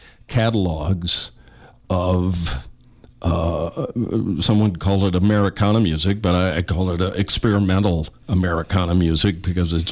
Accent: Springfield, Illinois, United States; I grew up in Springfield, Illinois

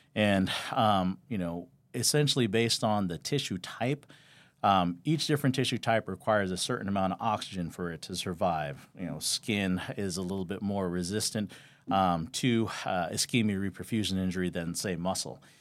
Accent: Los Angeles, California, United States; moved away as an adult; now in Las Vegas, United States; I grew up in Southern California, L A, and I know when most people say L A, they say some kind of, you know, suburb or whatnot in L A, and I literally grew up right around downtown L A and, um, the Echo Park area

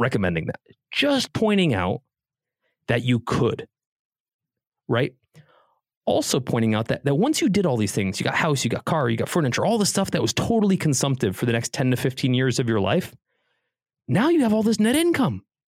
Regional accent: Connecticut, United States; also born or lived in Columbus, Ohio; now in Beverly Hills, United States; I grew up on the East Coast in Connecticut.

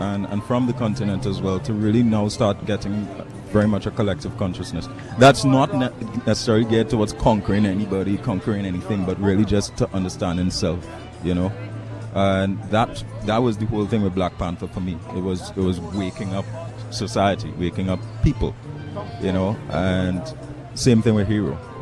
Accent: Trinidad & Tobago; I grew up in Trinidad

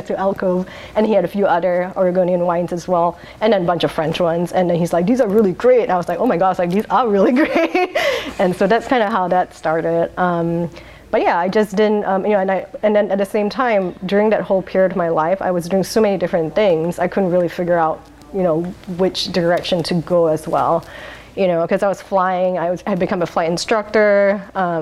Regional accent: Singapore; now in Portland, United States; I was born in Singapore

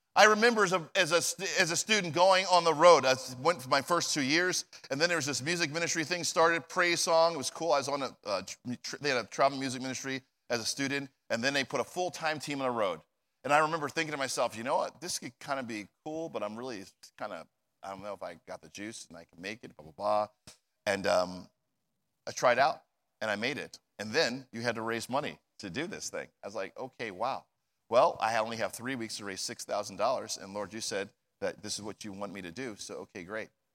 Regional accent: New Jersey, United States; moved away; I'm from New Jersey

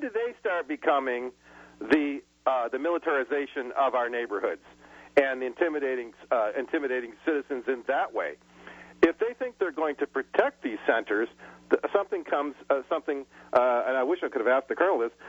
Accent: Michigan, United States; moved away; I was home to my uh, my home state of Michigan just uh, last month

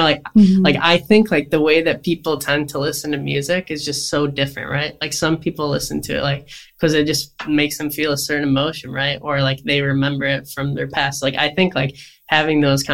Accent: Syracuse, New York, United States; also born or lived in Japan; I was born and raised in Syracuse, and I just moved back from Japan, where I was teaching elementary music for 3 years

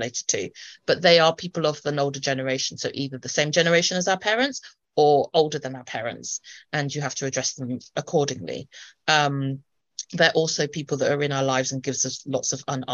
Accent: United Kingdom; because I'm a Brit

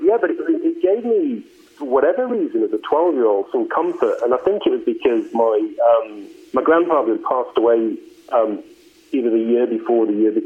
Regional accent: the north of England, United Kingdom; moved away as an adult; also born or lived in Australia; now in United States; So I am English originally, but I have lived in the U.S. now since 2006. But yeah, I was born and raised in the north of England.

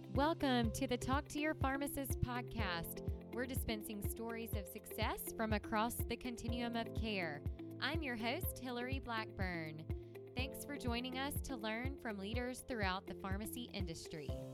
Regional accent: Mississippi, United States; accent: southern Mississippi; It's that southern Mississippi um, accent uh, that is coming through, I'm sure. So we are, you know, I am from the hospitality state

